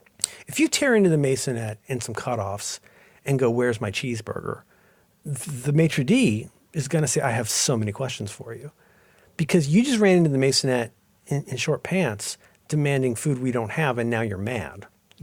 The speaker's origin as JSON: {"language": "English", "region": "Ohio", "country": "United States", "said": "I was a little sad because I'm a Protestant from Ohio and that's my role in life."}